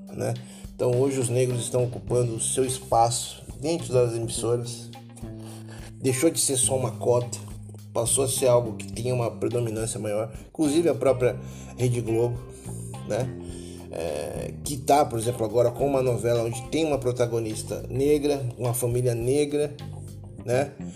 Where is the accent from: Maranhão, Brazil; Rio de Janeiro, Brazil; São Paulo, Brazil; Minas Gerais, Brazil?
São Paulo, Brazil; Taboão da Serra; sou uma pessoa que fui criado é, numa, numa Taboão da Serra, uma cidade é, com as suas zonas periféricas aqui de São Paulo.